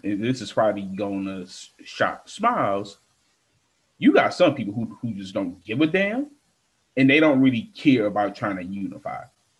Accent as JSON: {"language": "English", "country": "United States", "tie": "born or raised there", "said": "it's because we grew up in America, the racism, slavery."}